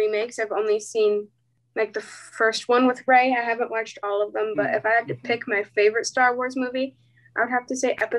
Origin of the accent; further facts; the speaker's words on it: Germany; moved away; I was born in Germany